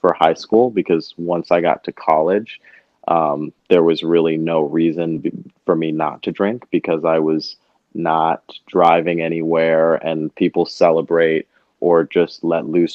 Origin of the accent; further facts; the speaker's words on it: Montclair, New Jersey, United States; also born or lived in Harlem, New York; now in New York, United States; I'm from Montclair, New Jersey, and currently reside in Harlem, New York